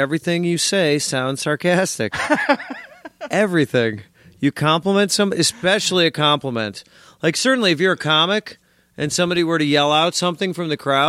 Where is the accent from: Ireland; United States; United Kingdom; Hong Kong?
United States; Midwest; I'm a Midwesterner, too, and I suppose there is sort of a deep accent, not amongst the city folk here